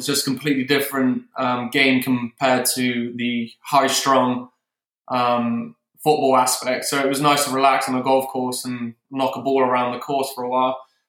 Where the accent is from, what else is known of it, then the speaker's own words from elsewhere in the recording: Exmouth, South West England, United Kingdom; moved away as an adult; now in United States; I was from Exmouth, Devon, playing at East Devon Golf Club as a junior. And I moved over here for university about 6.5 years ago now.